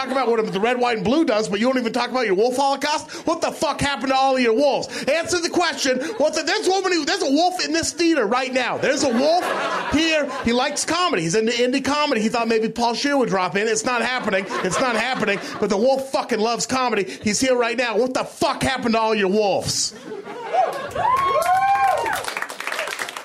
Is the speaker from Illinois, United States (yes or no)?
no; Portland, Oregon, United States; I'm from Portland, Oregon